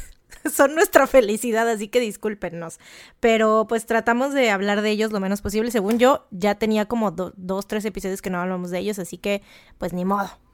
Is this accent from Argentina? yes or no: no; Mexico; nosotros somos mexicanas, venimos de México